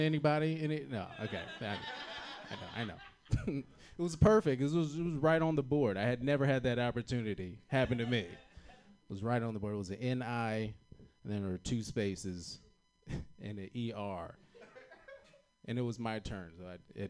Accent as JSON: {"language": "English", "region": "Virginia", "country": "United States", "moved": "yes", "said": "I'm from Virginia originally"}